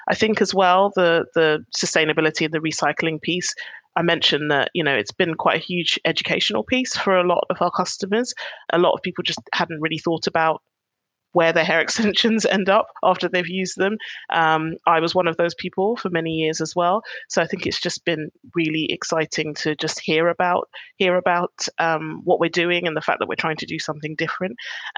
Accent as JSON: {"language": "English", "country": "United Kingdom", "said": "And, you know, being Black British is a big part of that."}